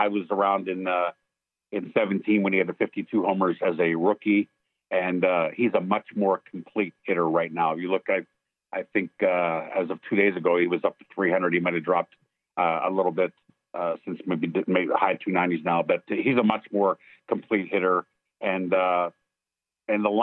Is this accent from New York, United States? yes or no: no; Pittsburgh, Pennsylvania, United States; I grew up in Pittsburgh